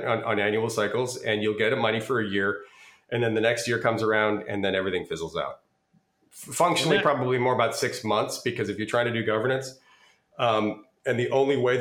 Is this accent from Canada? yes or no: yes; Canada; also born or lived in United States; I'm Canadian as well. I have 2 passports